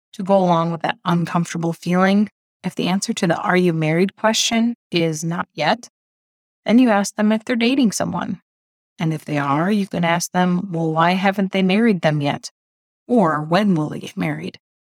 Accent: Midwest, United States; moved away as an adult; now in Indonesia; As a Midwesterner

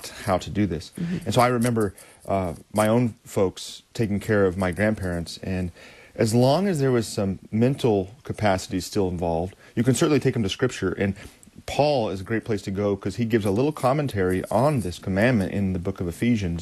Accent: United States; as American Christians

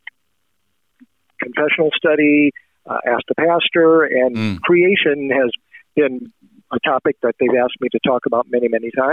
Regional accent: Nebraska, United States; moved away as an adult; now in Arnold, Missouri, United States; Nebraska being my home state, so that's where I grew up

